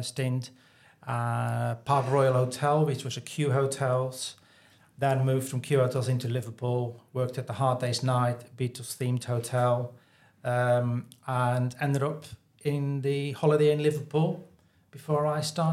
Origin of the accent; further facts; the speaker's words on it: Netherlands; moved away as an adult; also born or lived in London; now in Weaverham, United Kingdom; I'm originally from the Netherlands.